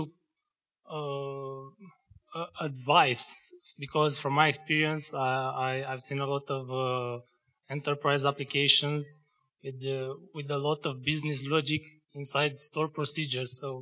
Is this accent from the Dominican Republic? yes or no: no; Bucharest, Romania; I'm from Bucharest.